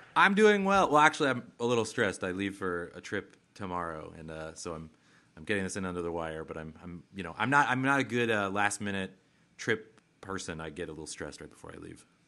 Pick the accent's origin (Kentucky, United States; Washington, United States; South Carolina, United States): Washington, United States; Seattle; now in Bay Area, United States; I am from Seattle